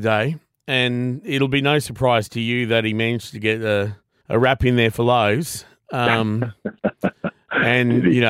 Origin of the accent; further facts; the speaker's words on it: Brisbane, Queensland, Australia; I grew up in Brisbane